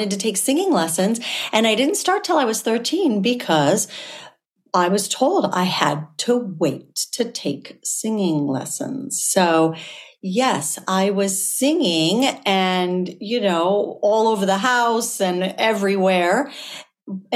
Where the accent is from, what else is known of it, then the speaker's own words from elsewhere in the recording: Southern California, United States; I grew up in Southern California near Disneyland